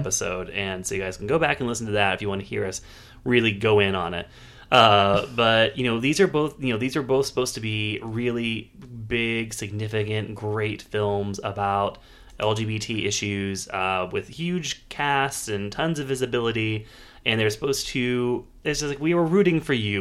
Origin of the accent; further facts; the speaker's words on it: Pittsburgh, Pennsylvania, United States; it's filmed in Pittsburgh, uh, so I enjoyed seeing my hometown